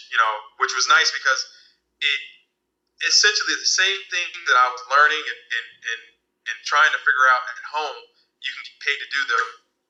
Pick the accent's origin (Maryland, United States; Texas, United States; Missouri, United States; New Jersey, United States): Maryland, United States; moved away as an adult; now in San Francisco, United States; so I let people know that I'm from the East Coast. I moved to San Francisco from Maryland, and I was in the DMV area for a while, you know, including college, so a good amount of time.